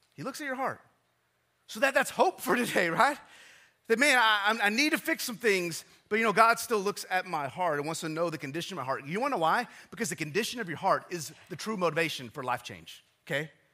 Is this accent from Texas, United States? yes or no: yes; West Texas, United States; I'm from West Texas